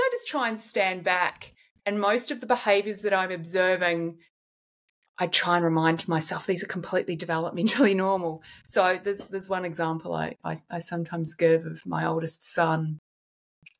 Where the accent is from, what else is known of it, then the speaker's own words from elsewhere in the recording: New Zealand; now in Sydney, Australia; I grew up in New Zealand